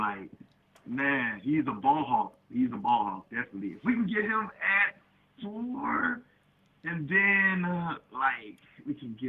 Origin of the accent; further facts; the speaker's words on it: Atlanta, Georgia, United States; born and raised in Atlanta